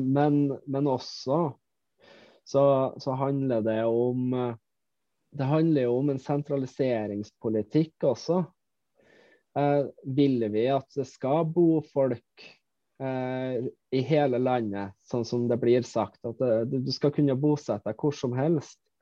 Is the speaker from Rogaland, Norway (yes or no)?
no; Malvik, Trøndelag, Norway; now in Finnmark, Norway; jeg er opprinnelig fra Malvik, eh, nabokommunen til Trondheim.